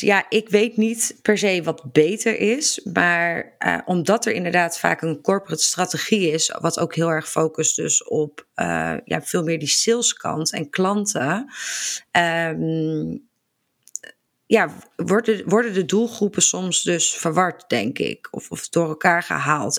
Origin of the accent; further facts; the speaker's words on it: Barneveld, Gelderland, Netherlands; Ik kom uit Barneveld